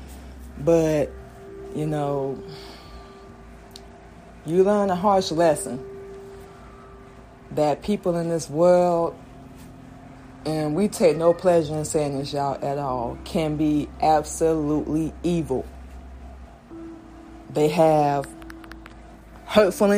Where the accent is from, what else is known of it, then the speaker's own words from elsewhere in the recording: Florida, United States; also born or lived in Georgia; we grew up in Florida. We were born in Georgia. We moved to Florida. We were about one. Grew up there.